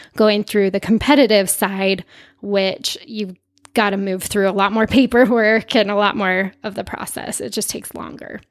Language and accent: English; Utah, United States; I'm from Utah